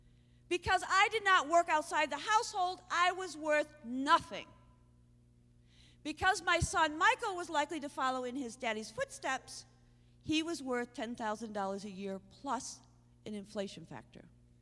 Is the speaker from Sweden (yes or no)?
no; Ireland; So I got mad. Not because I'm Irish, because it's stupid.